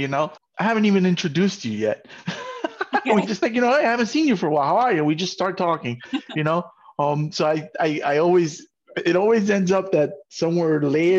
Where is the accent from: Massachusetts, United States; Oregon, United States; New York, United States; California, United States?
New York, United States; I'm from New York, and there was a time in my life where I said, I like everything but country.